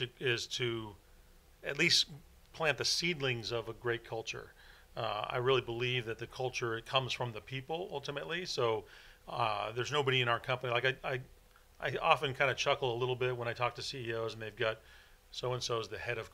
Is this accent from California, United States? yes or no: yes; Silicon Valley, California, United States; growing up in the Silicon Valley where some of the greatest companies in the world, you know, were born. And certainly as a young person growing up and seeing all the companies that were there